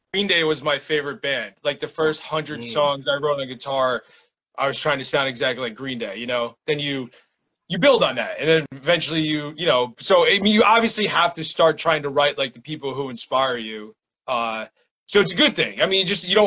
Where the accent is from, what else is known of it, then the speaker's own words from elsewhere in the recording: New Jersey, United States; now in Williamsburg, Brooklyn, United States; I'm from New Jersey